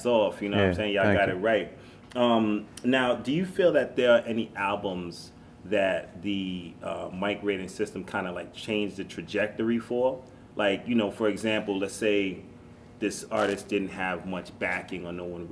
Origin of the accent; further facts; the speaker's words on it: New York City, New York, United States; I'm from the Bronx